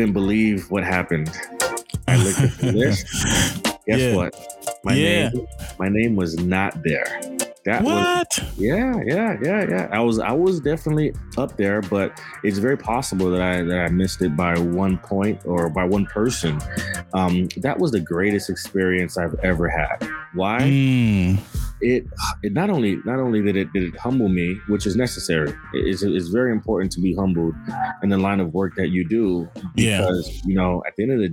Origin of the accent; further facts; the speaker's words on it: Miami, Florida, United States; moved away as an adult; now in Boston, United States; I grew up, born and raised in Miami, Florida